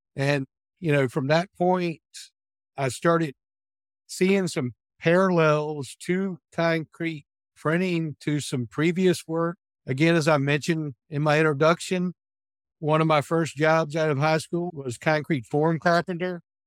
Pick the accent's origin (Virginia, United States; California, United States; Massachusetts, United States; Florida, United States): Virginia, United States; Williamsburg; I was born and raised in Williamsburg, Virginia area, and I've resided here nearby my childhood home my entire life